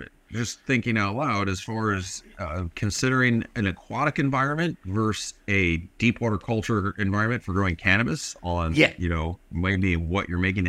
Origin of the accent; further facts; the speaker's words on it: Canada; We're Canadian.